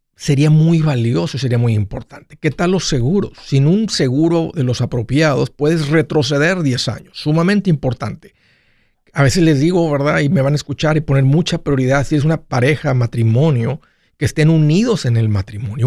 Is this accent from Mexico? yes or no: yes; Mexico; yo soy de México